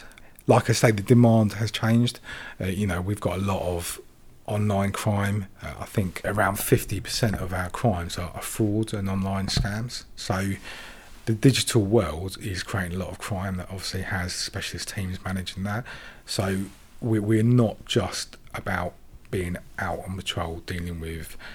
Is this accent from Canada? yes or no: no; Sri Lanka; now in United Kingdom; I was born in Sri Lanka